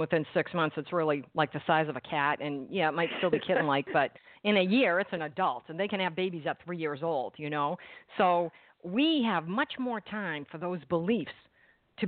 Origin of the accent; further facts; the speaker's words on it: Massachusetts, United States; I'm from Massachusetts